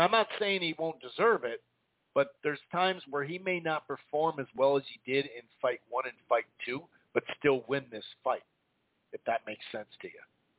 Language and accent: English; Philippines; And I'm Filipino, and everybody watching the fight is Filipino.